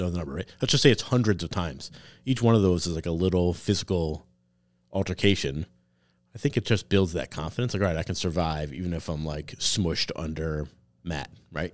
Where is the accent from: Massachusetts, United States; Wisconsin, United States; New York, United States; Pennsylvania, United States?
Massachusetts, United States; Wilbraham; also born or lived in Chicopee; Wilbraham, my hometown